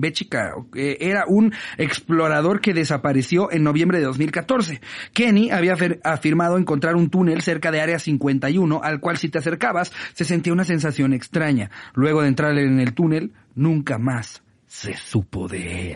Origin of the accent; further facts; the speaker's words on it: State of Mexico, Mexico; yo que soy del Estado de México